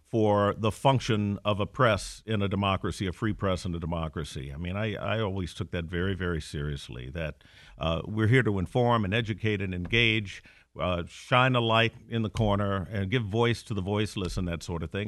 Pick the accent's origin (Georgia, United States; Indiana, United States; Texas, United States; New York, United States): Indiana, United States; Gary; moved away as an adult; also born or lived in Chicago / East Coast; now in Detroit, United States; I'm a Midwestern kid. I was born and raised in Gary, Indiana